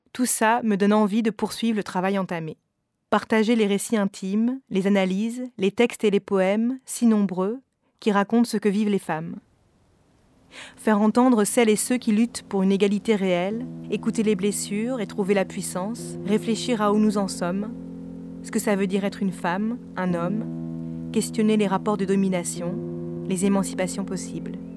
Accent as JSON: {"language": "French", "region": "north of France", "country": "France", "moved": "yes", "lives_now": "Paris, France", "said": "Je viens du nord de la France, d'un milieu privilégié, J'habite aujourd'hui à Paris"}